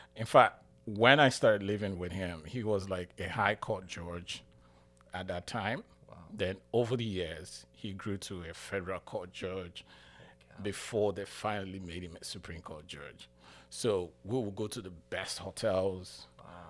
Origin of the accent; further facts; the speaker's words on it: Nigeria; moved away as an adult; now in United States; I'm from Nigeria